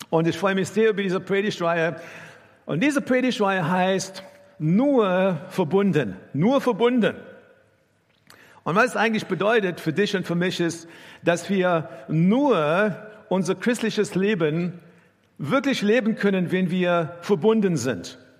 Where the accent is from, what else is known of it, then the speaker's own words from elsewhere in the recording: South Africa; German is a second language; now in Germany; ich bin in Südafrika aufgewachsen und äh, meine Familie war gar keine äh, gläubige Familie.